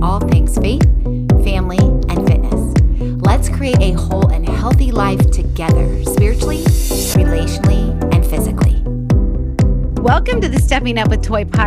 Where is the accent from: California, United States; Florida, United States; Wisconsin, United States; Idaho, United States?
Florida, United States; Florida native, just like me